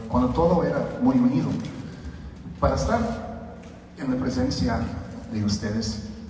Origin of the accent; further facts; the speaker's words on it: Mexico City, Mexico; moved away; also born or lived in Montreal / New York; nací en la Ciudad de México, en colonia de los doctores